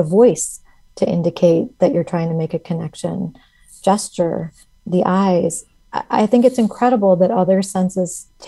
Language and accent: English; Midwest, United States; I'm from the Midwest.